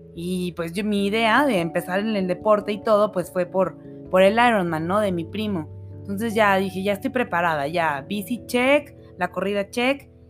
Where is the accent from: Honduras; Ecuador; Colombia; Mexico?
Mexico; Monterrey, Nuevo León; moved away as an adult; also born or lived in Mexico City; now in Aguascalientes, Mexico; Yo toda la vida viví en Monterrey, o sea, yo crecí allá. Este, nací en la Ciudad de México, pero crecí en Monterrey